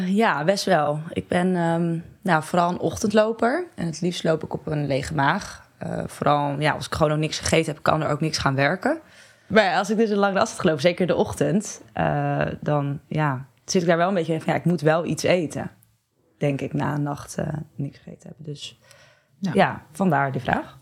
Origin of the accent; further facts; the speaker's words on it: Barneveld, Gelderland, Netherlands; now in Amsterdam, Netherlands; ik uit het klein dorpje Barneveld kom, waar ik ook heel trots op ben